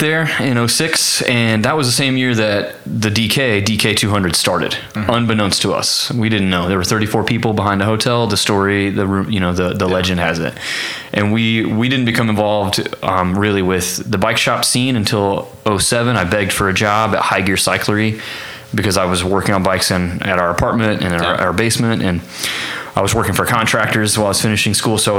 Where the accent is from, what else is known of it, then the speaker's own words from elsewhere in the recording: Parsons, Kansas, United States; now in Stillwater, United States; I'm from Parsons, Kansas. So I was born and raised Parsons, Kansas, 9,000 people, Southeast Kansas